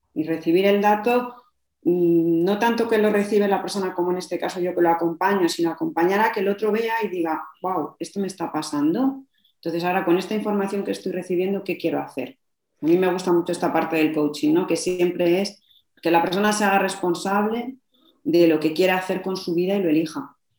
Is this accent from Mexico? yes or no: no; Madrid, Community of Madrid, Spain; now in Logroño, Spain; Yo vivo en Logroño, aunque soy de Madrid